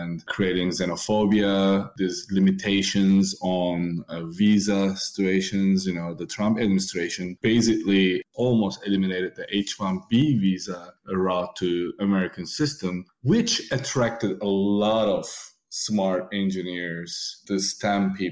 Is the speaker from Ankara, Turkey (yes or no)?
no; Istanbul, Turkey; moved away as an adult; now in United States; Growing up in Istanbul, also a great experience, because Istanbul is very cosmopolitan city.